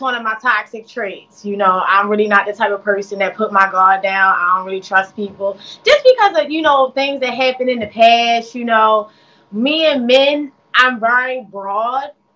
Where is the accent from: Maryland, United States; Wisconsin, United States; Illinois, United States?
Maryland, United States; Baltimore; I'm from Baltimore, Maryland